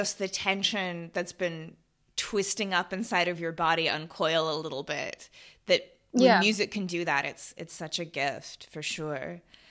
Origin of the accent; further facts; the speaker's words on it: United States; moved away; also born or lived in Sydney / Bangkok; something about being an American, not living in America